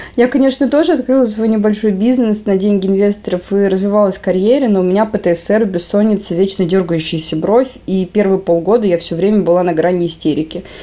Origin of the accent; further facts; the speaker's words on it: Tajikistan; Когда я родилась, в Таджикистане была война